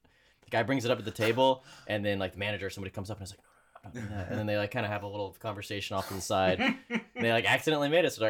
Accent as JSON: {"language": "English", "region": "Texas", "country": "United States", "tie": "born or raised there", "moved": "yes", "said": "I grew up in Texas"}